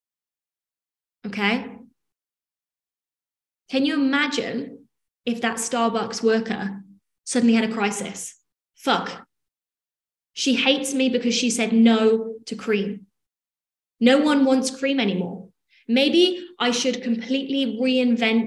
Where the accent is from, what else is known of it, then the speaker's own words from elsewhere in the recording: England, United Kingdom; I'm English